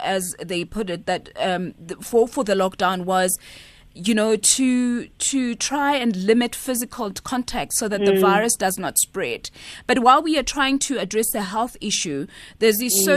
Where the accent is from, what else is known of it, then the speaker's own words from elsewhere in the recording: South Africa; as a South African society